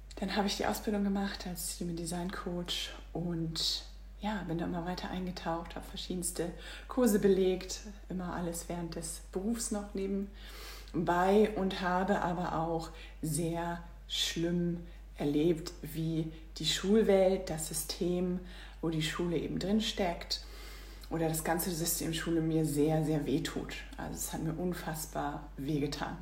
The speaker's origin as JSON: {"language": "German", "region": "Northern Germany", "country": "Germany", "also_born_or_lived": "Singapore", "said": "Ich komme aus Norddeutschland"}